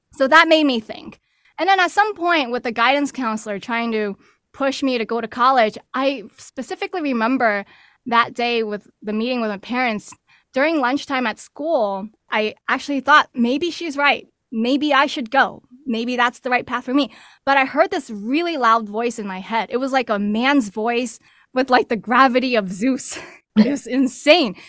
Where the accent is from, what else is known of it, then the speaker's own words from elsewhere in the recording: New York City, New York, United States; originally born and raised in New York City to working class Chinese immigrants